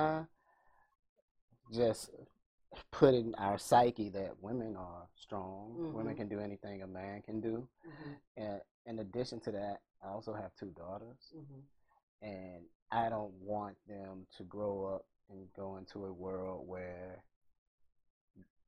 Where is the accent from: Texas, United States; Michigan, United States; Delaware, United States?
Texas, United States; Galveston; also born or lived in Buffalo, New York / Austin, Texas / Washington, D.C.; now in Texas City, United States; I grew up in Galveston in public housing by a single mother, my twin brother and I.